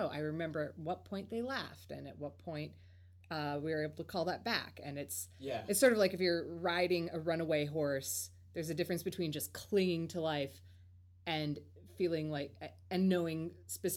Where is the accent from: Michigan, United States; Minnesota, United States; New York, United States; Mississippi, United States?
Minnesota, United States; moved away as an adult; also born or lived in Chicago; now in Los Angeles, United States; I grew up in Minnesota and then I went to college in Chicago